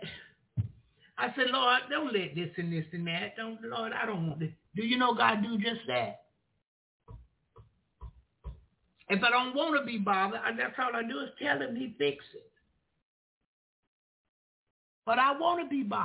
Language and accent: English; the South, United States; Y'all know I'm from the South. We say children